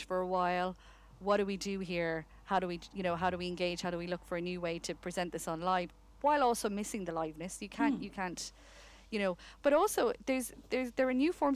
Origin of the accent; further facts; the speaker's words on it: Connemara, Carraroe, Connacht, Ireland; moved away; also born or lived in United Kingdom; I come from Connemara, Carrow. I'd never seen theatre until I left for the UK.